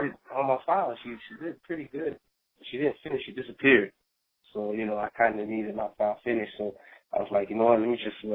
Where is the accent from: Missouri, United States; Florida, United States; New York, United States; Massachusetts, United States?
Florida, United States; South; I'm from South Florida. I live in the Fort Lauderdale area